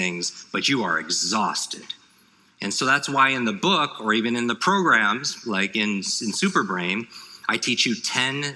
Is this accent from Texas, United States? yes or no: no; New York, United States; I grew up in the Northeast, in New York